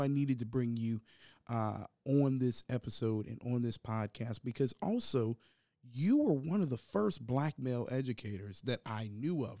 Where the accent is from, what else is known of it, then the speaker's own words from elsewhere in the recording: Hampton, Virginia, United States; born and raised in Hampton, Virginia